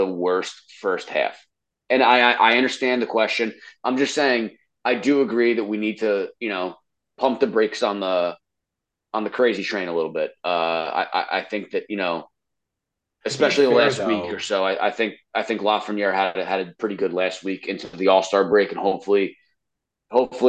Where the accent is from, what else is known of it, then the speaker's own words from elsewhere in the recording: New York, United States; we are from New York